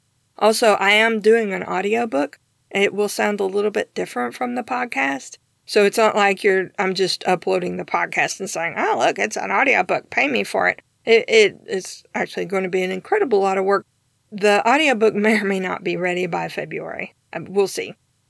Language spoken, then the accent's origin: English; Tennessee, United States; also born or lived in Georgia, United States; Yes, I am Southern, although I don't have much of an accent. I was born in Georgia, and I grew up in East Tennessee, where I live now.